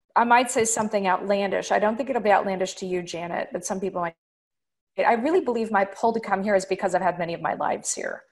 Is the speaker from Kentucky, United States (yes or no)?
yes; Louisville, Kentucky, United States; moved away as an adult; also born or lived in Paris, France; now in France; I grew up in Kentucky, and uh, I grew up actually in Louisville